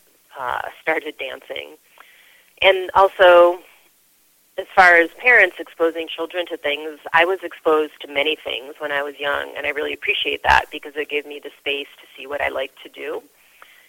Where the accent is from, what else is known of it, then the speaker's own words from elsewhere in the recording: Cleveland, Ohio, United States; moved away as an adult; also born or lived in Madison, Wisconsin / New York City; I grew up in Cleveland, so this was a suburb of Cleveland